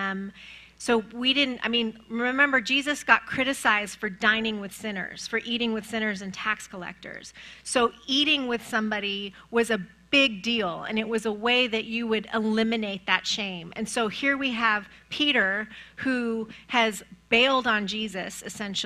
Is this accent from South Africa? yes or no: no; Iran; moved away; I'm from Iran